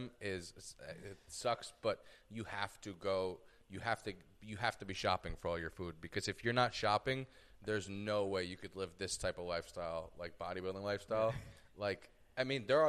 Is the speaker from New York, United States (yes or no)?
yes; New York, United States; now in Los Angeles, United States; I'm from New York and I've lived out here